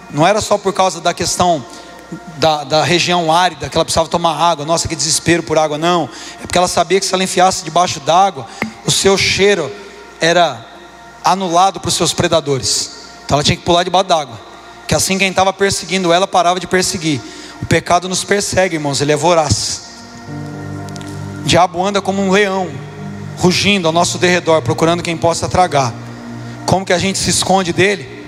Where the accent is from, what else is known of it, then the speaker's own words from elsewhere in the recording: Brazil; born there; Eu sou católico por convicção. Nasci no Brasil, não tem religião, sou católico.